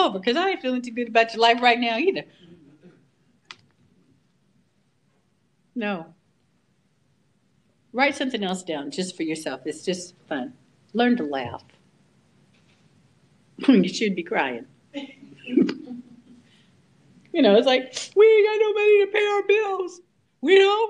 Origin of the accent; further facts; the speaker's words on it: California, United States; I'm a Californian